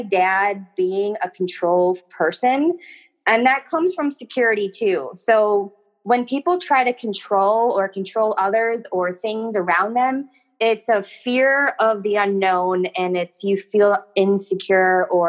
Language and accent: English; Wisconsin, United States; moved away as an adult; also born or lived in Milwaukee, Wisconsin; when I was 22, I moved from Wisconsin to St. Louis